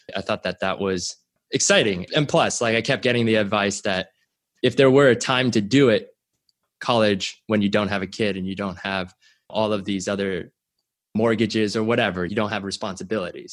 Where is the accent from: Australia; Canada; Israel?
Canada; I was born in Canada, and my parents immigrated there when they were relatively young